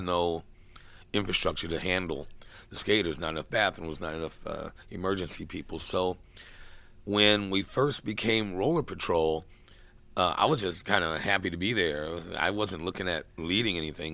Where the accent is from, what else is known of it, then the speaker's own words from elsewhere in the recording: Kansas City, Missouri, United States; now in San Francisco, United States; I was born in Kansas City